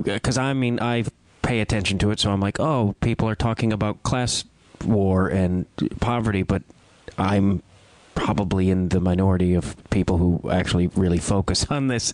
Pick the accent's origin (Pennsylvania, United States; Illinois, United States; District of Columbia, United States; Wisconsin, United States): Illinois, United States; moved away; my home state of Illinois